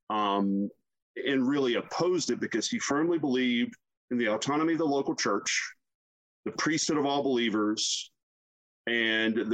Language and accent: English; the South, United States; I'm both offended by this as a human being and I'm a little bit offended as a Southerner.